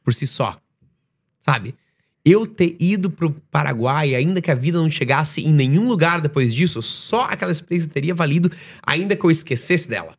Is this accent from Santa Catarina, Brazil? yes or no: yes; Joinville, Santa Catarina, Brazil; moved away as an adult; also born or lived in Estonia / Dubai; eu sou de Joinville, Santa Catarina